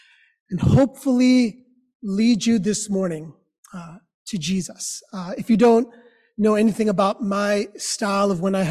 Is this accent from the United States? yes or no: yes; New York City, New York, United States; I am a kid born and raised here in New York